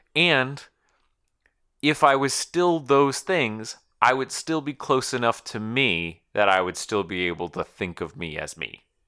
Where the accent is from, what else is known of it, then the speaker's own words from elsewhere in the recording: Connecticut, United States; I'm from Connecticut, or, or, like, Connecticuter